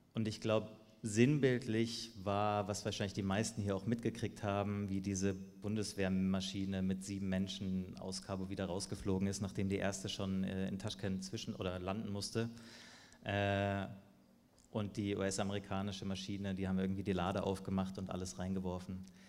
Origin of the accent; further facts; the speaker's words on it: Germany; Wir als Deutschland, als Deutsche